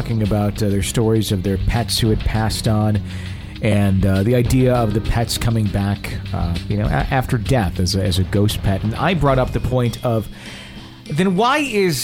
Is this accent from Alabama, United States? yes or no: no; Fond du Lac, Wisconsin, United States; I grew up in Wisconsin. I grew up in a town called Fond du Lac, Wisconsin